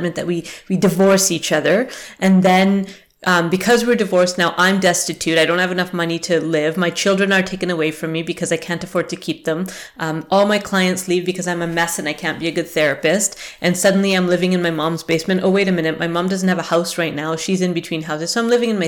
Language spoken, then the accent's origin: English; Canada; also born or lived in England; when I was 5 years old and we immigrated to Canada, and I felt like I had to fake it. I had to change my accent. I was British. I was born in England.